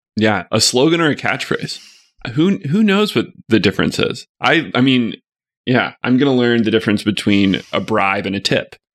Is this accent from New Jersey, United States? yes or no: no; Arkadelphia, Arkansas, United States; growing up there